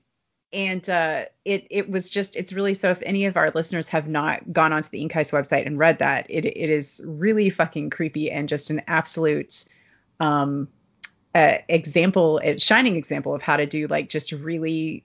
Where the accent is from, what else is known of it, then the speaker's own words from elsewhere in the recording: Kentucky, United States; That has happened to me with Kentucky. No matter where I go, I end up getting slurped back here.